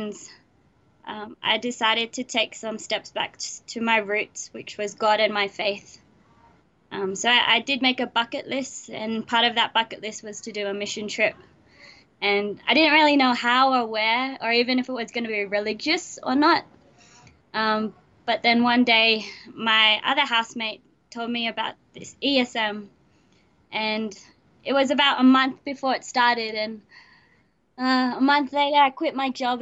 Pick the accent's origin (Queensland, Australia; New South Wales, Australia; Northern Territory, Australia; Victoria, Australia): New South Wales, Australia; Sydney; I was born in Sydney, Australia